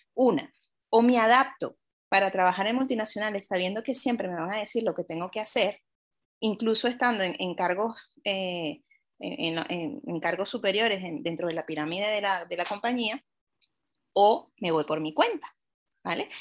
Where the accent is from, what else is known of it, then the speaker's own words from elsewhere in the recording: Venezuela; soy venezolana